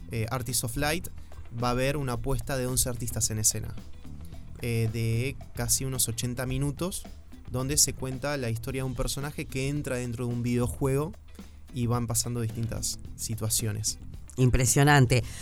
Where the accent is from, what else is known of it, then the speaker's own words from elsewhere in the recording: Argentina; moved away as an adult; also born or lived in Uruguay; ahora soy más uruguayo que argentino